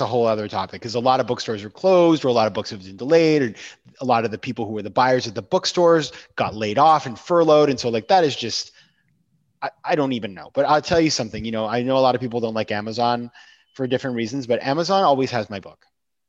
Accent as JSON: {"language": "English", "region": "New York", "country": "United States", "said": "Like being a New Yorker right now is fantastic."}